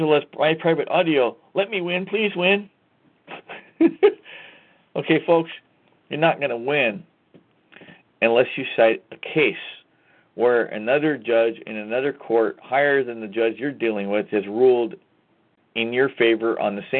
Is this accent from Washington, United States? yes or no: yes; Washington, United States; I'm from Washington State.